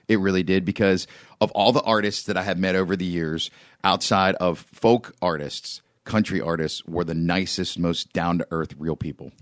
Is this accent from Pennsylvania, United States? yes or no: yes; Beaver, Pennsylvania, United States; also born or lived in Trenton, New Jersey; I moved to my hometown, Beaver, Pennsylvania, which is about twenty minutes north of Pittsburgh, uh, when I was two